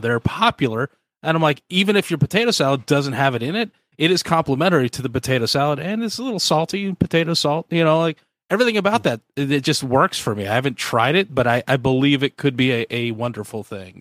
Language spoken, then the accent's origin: English; the Northwest, Pacific Northwest, United States; now in Georgia, United States; I'm from the Northwest